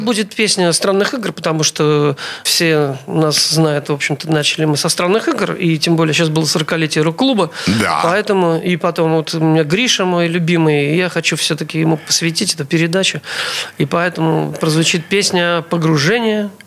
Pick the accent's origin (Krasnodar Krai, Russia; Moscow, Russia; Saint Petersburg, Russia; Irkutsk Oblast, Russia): Saint Petersburg, Russia; Я родился 1 апреля 1957 года, 1957 года в городе Ленинграде